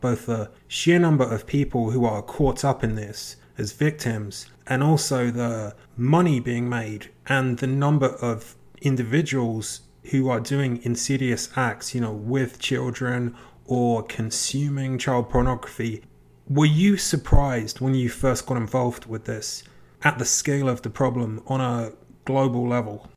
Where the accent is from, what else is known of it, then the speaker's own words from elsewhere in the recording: England, United Kingdom; I'm from England. When I was a kid growing up, there was this particular very famous D J